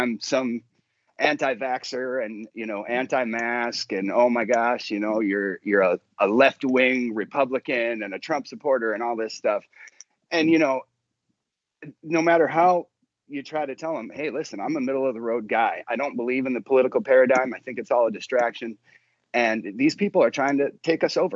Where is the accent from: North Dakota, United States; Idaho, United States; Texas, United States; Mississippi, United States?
North Dakota, United States; moved away as an adult; now in Nashville, United States; I'm originally from North Dakota